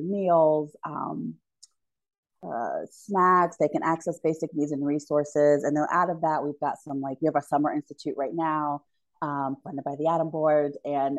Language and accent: English; Hilliard, Ohio, United States; also born or lived in Michigan; I grew up in Hilliard, Ohio.